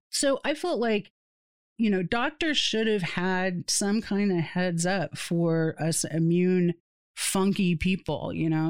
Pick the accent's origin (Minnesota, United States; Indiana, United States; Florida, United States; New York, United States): Florida, United States; Satellite Beach; moved away; also born or lived in East Tennessee; people that I grew up with in Satellite Beach or people that I went to school with in East Tennessee